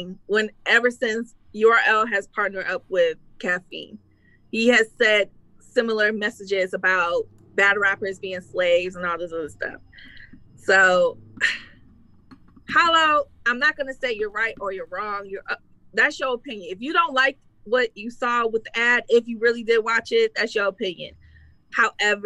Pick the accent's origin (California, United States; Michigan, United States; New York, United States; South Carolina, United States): Michigan, United States; Detroit; I'm from Detroit